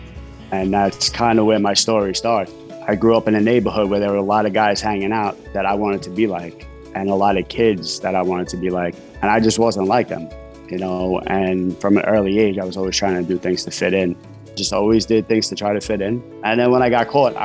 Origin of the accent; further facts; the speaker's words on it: New York City, New York, United States; I grew up in Brooklyn, New York.